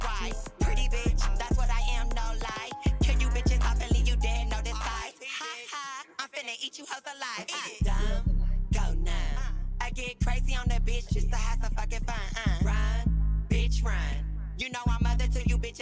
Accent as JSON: {"language": "English", "town": "Los Angeles", "region": "California", "country": "United States", "tie": "born or raised there", "said": "I am from SoCal, born and raised here"}